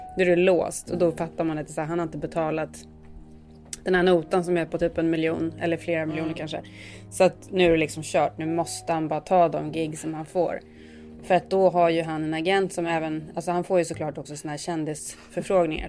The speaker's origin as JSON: {"language": "Swedish", "country": "Sweden", "moved": "yes", "lives_now": "United States", "said": "oss som svenskar"}